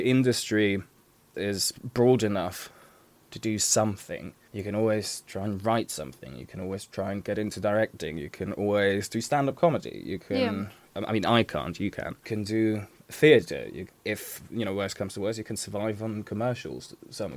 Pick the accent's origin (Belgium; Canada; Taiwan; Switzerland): Switzerland; now in London, United Kingdom; I grew up in Switzerland.